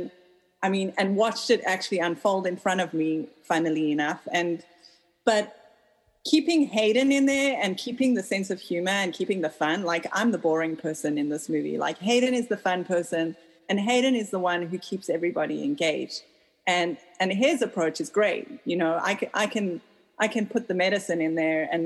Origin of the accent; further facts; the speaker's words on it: South Africa; now in United States; I grew up in South Africa where 90% of people weren't allowed to vote when I was growing up